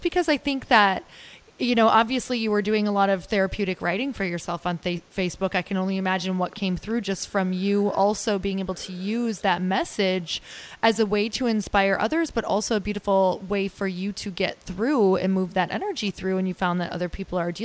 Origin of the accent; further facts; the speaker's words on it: Marquette, Michigan, United States; now in Santa Monica, United States; I'm from Upper Michigan, Marquette, Michigan